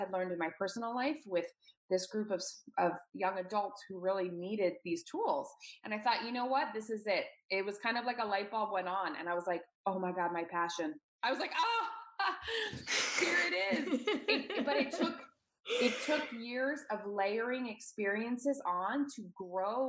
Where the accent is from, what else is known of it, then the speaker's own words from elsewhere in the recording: Washington, District of Columbia, United States; moved away as an adult; also born or lived in New York; move away from my hometown in DC, in the Washington, DC area.